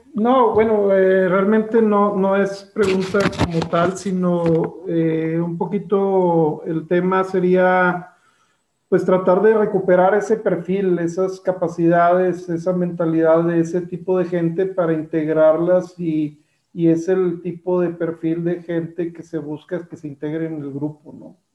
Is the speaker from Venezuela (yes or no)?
no; Monterrey, Nuevo León, Mexico; Yo como regio de tercera generación